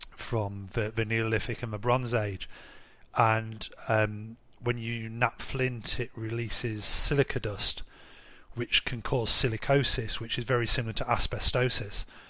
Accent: Harrogate, Yorkshire and the Humber, United Kingdom; moved away as an adult; now in Munich, Germany; in my hometown, which is quite a rich town in North Yorkshire called Harrogate

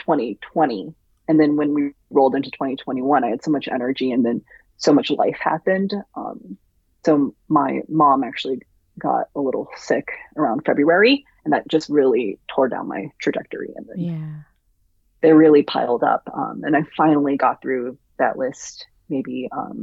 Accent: Virginia, United States; moved away; also born or lived in Jersey City; I grew up in Virginia

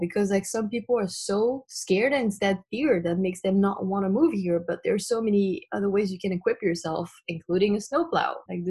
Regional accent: France; born there; English is a second language; So my family's Cambodian and I was born in France.

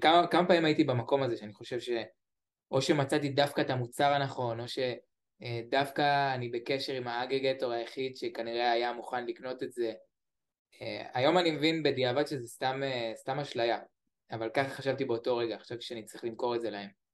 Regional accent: Beersheba, Southern District, Israel; אני מבאר שבע.

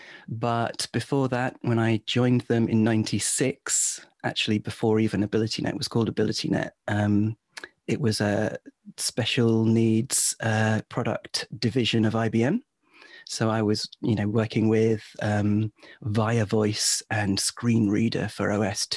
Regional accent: England, United Kingdom; also born or lived in Warwick; I'm English

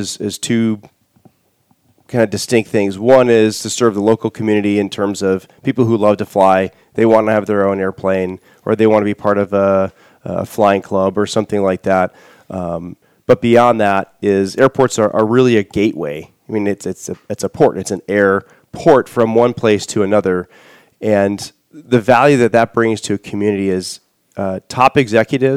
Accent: Michigan, United States; moved away as an adult; now in Warsaw, Indiana, United States; I grew up in Michigan

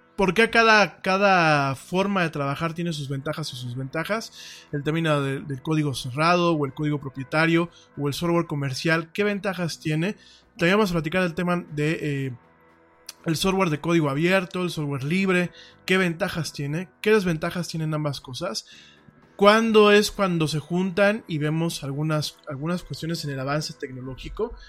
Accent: Mexico; lo digo como mexicano, primero lo digo como mexicano

